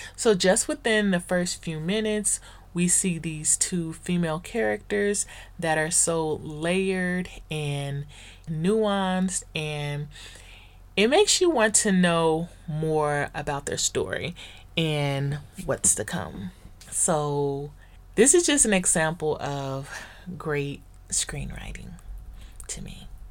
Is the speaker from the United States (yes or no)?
yes; the Valley, Southern California, United States; the black girls that I grew up with in the Valley here in Southern California